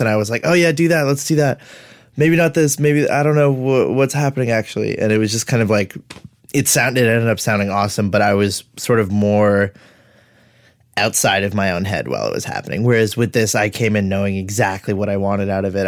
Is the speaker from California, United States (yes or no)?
yes; Los Angeles, California, United States; also born or lived in Winnetka, Los Angeles / Chatsworth, Los Angeles; I am from San Fernando Valley, so I grew up in, like, Woodland Hills and then moved to Winnetka during high school